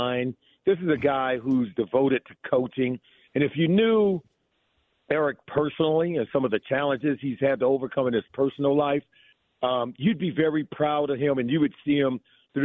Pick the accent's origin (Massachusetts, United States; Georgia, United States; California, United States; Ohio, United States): California, United States; Los Angeles; moved away as an adult; also born or lived in Colorado; I grew up in Los Angeles